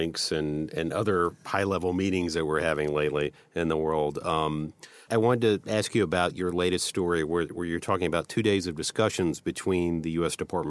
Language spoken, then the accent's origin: English; United States; moved away; as an American